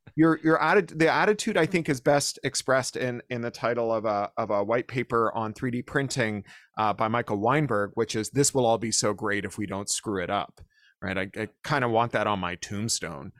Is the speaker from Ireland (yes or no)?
no; Toronto, Ontario, Canada; when we were teenagers growing up in Toronto